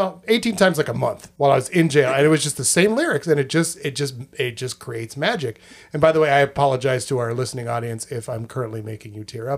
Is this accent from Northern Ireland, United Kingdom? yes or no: no; South West England, United Kingdom; Yes, I'm from merry old England, I is. I'm from Cornish. That's a place, right? No, that's yeah. a language. I'm from Cornwall.